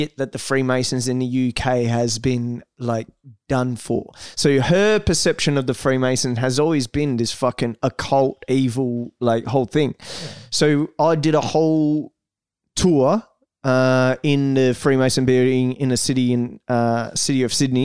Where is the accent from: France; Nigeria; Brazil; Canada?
Brazil; English is a second language; now in Australia; I was born in Brazil